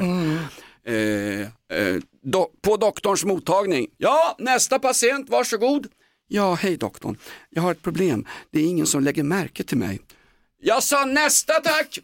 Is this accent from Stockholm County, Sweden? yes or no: yes; Stockholm, Stockholm County, Sweden; jag är kolonial stockholmare